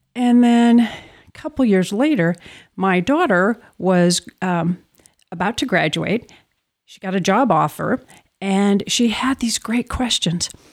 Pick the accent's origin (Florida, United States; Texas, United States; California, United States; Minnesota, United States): Minnesota, United States; Minneapolis; I grew up in the Twin Cities